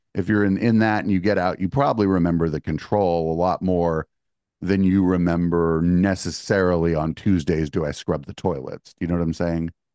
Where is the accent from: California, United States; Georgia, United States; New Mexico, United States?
California, United States; the Bay Area; I'm from the Bay